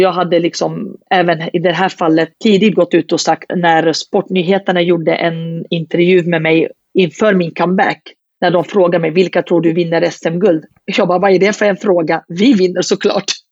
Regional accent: Södertälje, Stockholm County, Sweden; jag är från Södertälje och har alltid bott i staden, det är min moderklubb

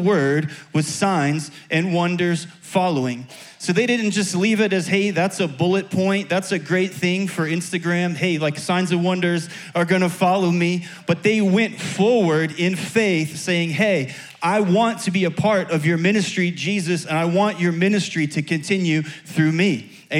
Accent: Chicago, Illinois, United States; moved away; also born or lived in Tampa; I'm from Chicago originally.

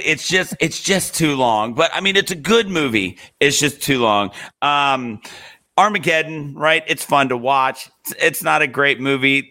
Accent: Virginia, United States; now in Alabama, United States; I didn't grow up in Alabama. I grew up in Virginia

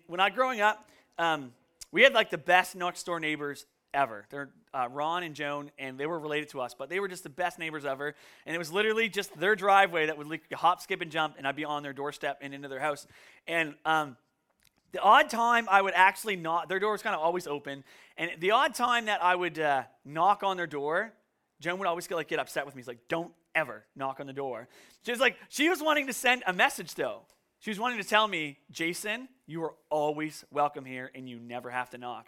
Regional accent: Canso, Nova Scotia, Canada; moved away; also born or lived in Woods Harbour, Nova Scotia; where I grew up in Kanso, we, like, never really locked our doors

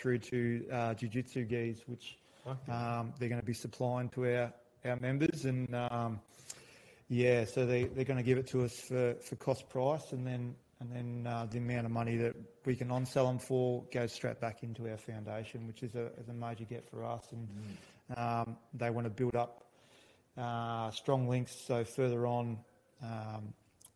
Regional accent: Phillip Island, Victoria, Australia; born or raised there; also born or lived in New Zealand

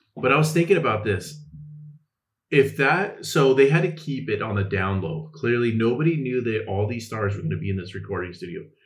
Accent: California, United States; I'm from California

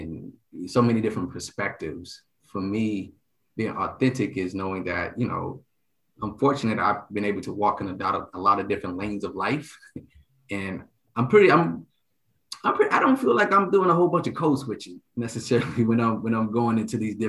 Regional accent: Dallas, Texas, United States; moved away as an adult; also born or lived in Illinois / Virginia / Japan; I'm from Dallas, Texas

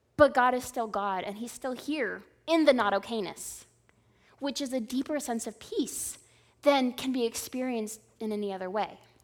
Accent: Southern California, United States; also born or lived in Indiana; growing up in Southern California

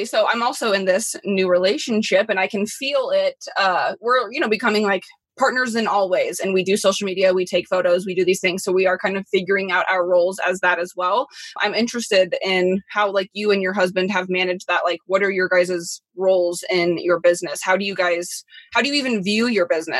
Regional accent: Midwest, United States; someone like myself growing up in the Midwest

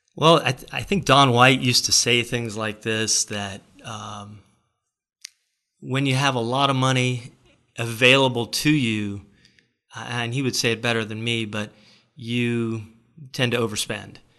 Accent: Florida, United States; We're from Florida

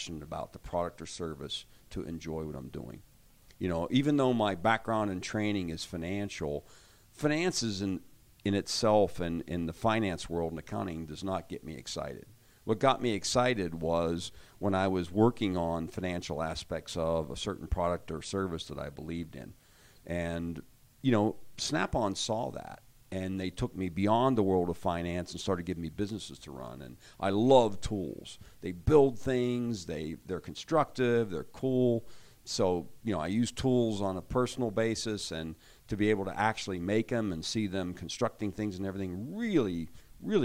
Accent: Pennsylvania, United States; I actually grew up hunting in Pennsylvania

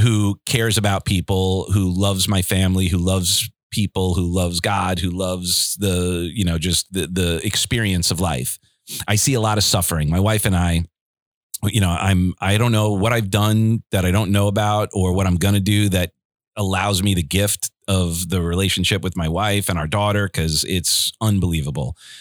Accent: Garden City, United States; moved away; growing up in Garden City, it's a beautiful town

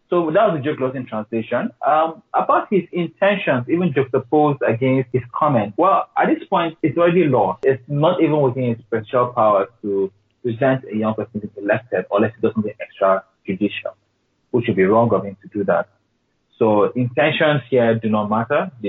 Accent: Borno, Nigeria; It's called it's Bura, Bora, B-U-R-A, and Niger, it's Borno State.

